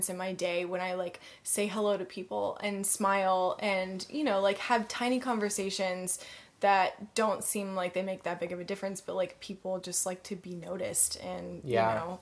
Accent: Atlanta, Georgia, United States; now in Los Angeles, United States; my hometown of Atlanta

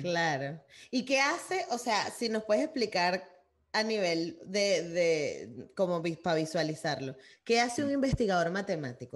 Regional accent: Guatire, Miranda, Venezuela; also born or lived in Caracas; yo crecí en Guatire

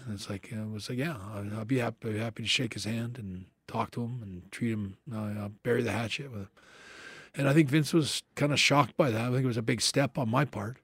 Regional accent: Canada; me being Canadian

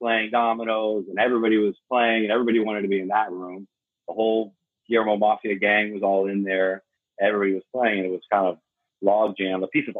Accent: Miami, Florida, United States; moved away as an adult; also born or lived in San Diego; I lived in Miami. I'm born and raised in Miami, third generation. I moved away for 8 years and to San Diego. And my mom got diagnosed with Alzheimer's, and I moved back to Miami.

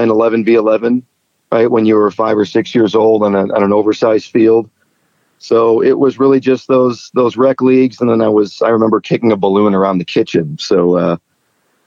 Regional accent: Chicago, Illinois, United States; I grew up in the Chicago area

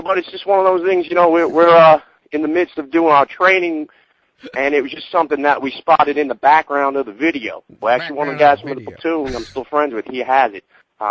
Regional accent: Raleigh, North Carolina, United States; now in New York, United States; I'm actually calling from New York, but I used to be from Raleigh, North Carolina.

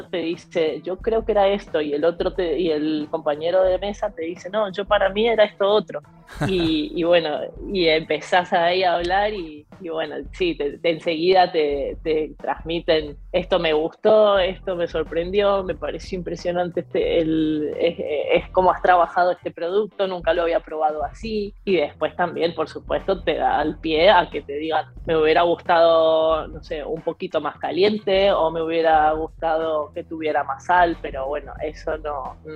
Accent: Argentina; Nosotros somos bastante argentinos en, la manera de, vivir y de relacionarnos a pesar de estar fuera.

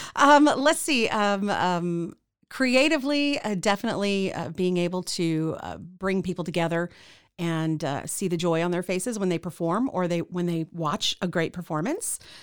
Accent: Central Texas, United States; also born or lived in Kansas City, Missouri / Killeen / Harker Heights / Temple; We moved to Central Texas. Uh, we, I, uh, ended up living in Killeen Harker Heights, uh, until I was about twelve. We moved to Temple

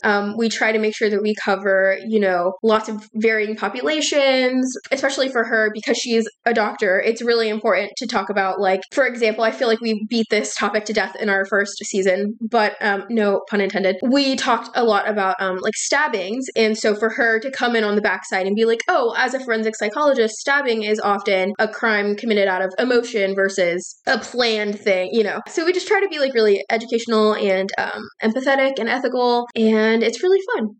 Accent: Texas, United States; now in North Carolina, United States; I'm originally from Texas, um, but I live in North Carolina now

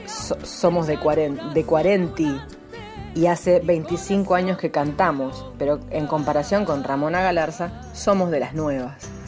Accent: San Nicolás de los Arroyos, Buenos Aires Province, Argentina; Yo nací en San Nicolás de los Arroyos, eh, a tres cuadras del río Paraná

